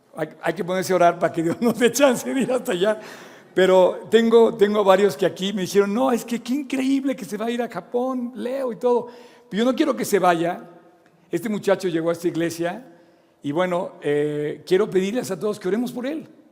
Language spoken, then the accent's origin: Spanish; Mexico; moved away; also born or lived in Oxford, England; Yo también a su edad me fui a vivir fuera de México, Inglaterra